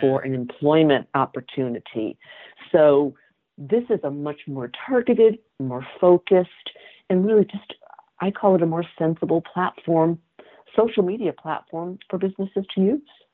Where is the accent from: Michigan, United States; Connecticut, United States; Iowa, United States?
Connecticut, United States; also born or lived in Massachusetts; I grew up in Connecticut